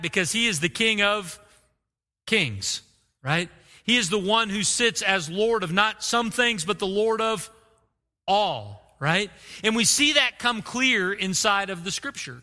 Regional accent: Oklahoma, United States; I grew up in Oklahoma

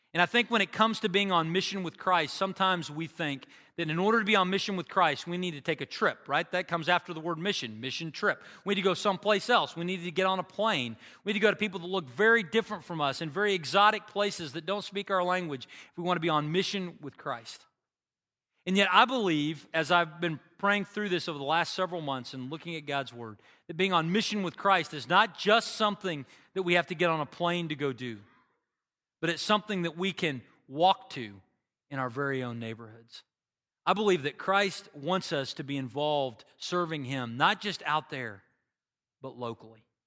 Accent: Bartlesville, Oklahoma, United States; Bartlesville, which is my hometown

